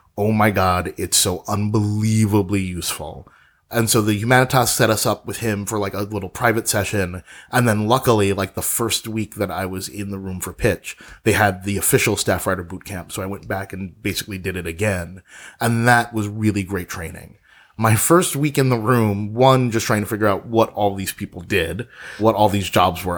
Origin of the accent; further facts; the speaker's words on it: New York City, New York, United States; moved away as an adult; now in Los Angeles, United States; I'm a native New Yorker. I was born there, born in Brooklyn, and I lived in New York or in and around New York exclusively for the majority of my life.